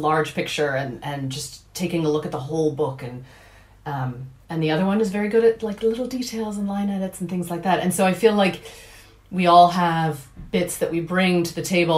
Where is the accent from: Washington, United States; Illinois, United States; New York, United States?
Washington, United States; Seattle; accent: American; moved away as an adult; now in Dublin, Ireland; I am originally from Seattle, Washington